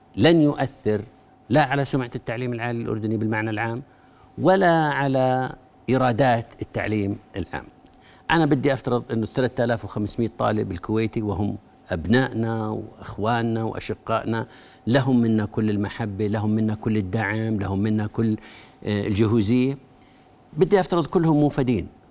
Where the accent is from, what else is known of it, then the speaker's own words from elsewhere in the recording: Jordan; أنا كأردني